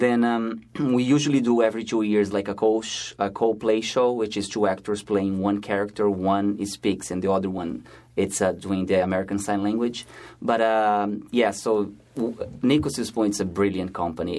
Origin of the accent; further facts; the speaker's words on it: Brazil; moved away as an adult; now in New York, United States; I'm originally from Brazil